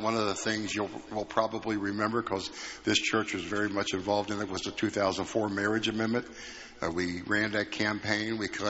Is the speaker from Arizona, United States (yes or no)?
no; Cincinnati, Ohio, United States; I was born and raised in Cincinnati and raised in a Christian home.